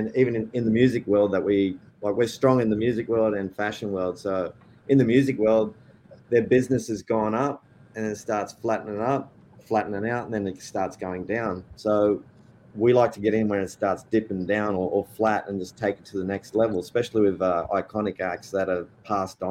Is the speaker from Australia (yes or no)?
yes; Australia; now in Nashville, United States; I was born in Australia to Spanish parents